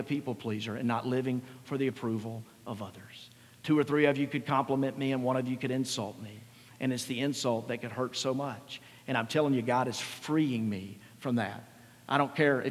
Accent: Mississippi, United States; I grew up in Mississippi, middle income probably

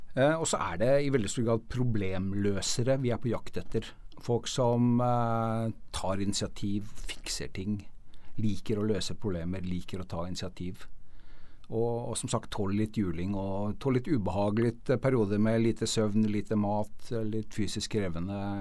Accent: Norway; vi som nordmenn

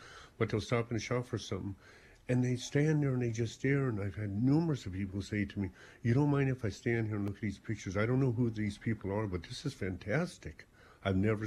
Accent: South Africa; moved away as an adult; now in Ballyporeen, Ireland; I came from South Africa

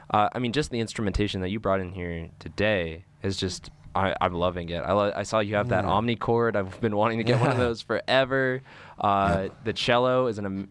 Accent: San Diego, California, United States; now in Boulder, United States; I'm from San Diego, and that's a military town

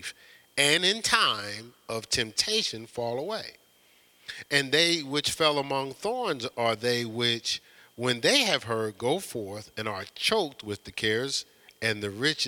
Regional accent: Newark, New Jersey, United States; when I was growing up in Newark, New Jersey

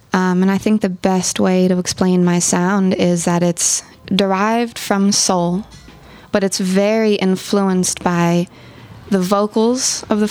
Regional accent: Oakland, California, United States; also born or lived in Berkeley; But I was raised in Oakland my whole life. I've never lived anywhere else.

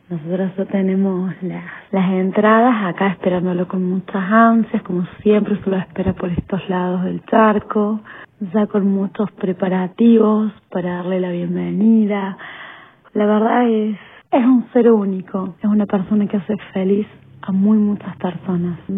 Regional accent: Córdoba, Argentina; de Córdoba, Argentina

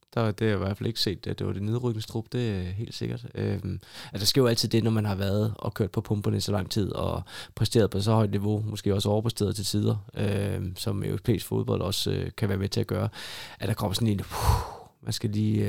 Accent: Hillerød, Capital Region of Denmark, Denmark; moved away as an adult; also born or lived in Aalborg / Odense / Rotterdam; jeg er født og opvokset i Hillerød

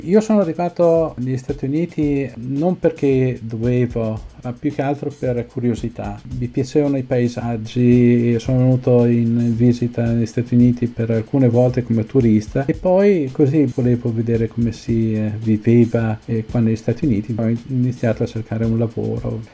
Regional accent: Trento, Trentino-Alto Adige, Italy; moved away as an adult; now in Pasadena, United States; Sono partito da Trento nel 92. Ora dove vivi? Vicino a Pasadena, che è un sobborgo di Los Angeles, in California.

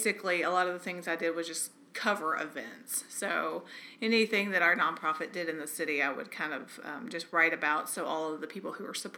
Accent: Camden, Arkansas, United States; moved away as an adult; also born or lived in New York; I grew up in Camden, Arkansas, population 15,000.

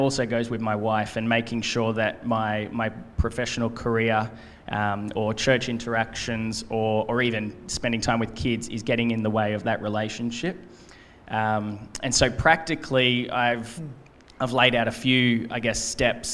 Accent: Gold Coast, Queensland, Australia; also born or lived in United States; On the Gold Coast. I was born here, raised here.

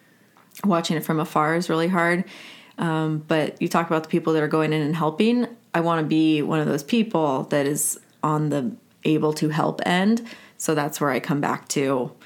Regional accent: San Antonio, Texas, United States; also born or lived in Houston; I was born in Houston. I don't have a lot of ties there, but my dad went to school there, and then we went to San Antonio. So that's my birthplace.

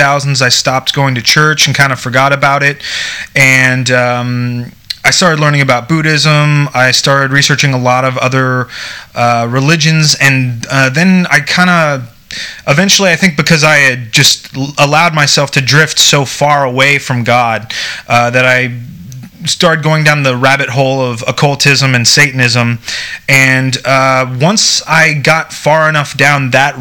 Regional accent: United States; being an American

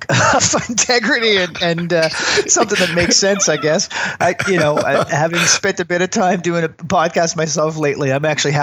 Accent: Newfoundland and Labrador, Canada; also born or lived in Germany; now in Halifax, Canada; No, I'm from Newfoundland, actually. I was okay. Born there, but military brat, so spent a lot of time moving around. I spent my teenage years living in Germany and then back to Canada in 1990

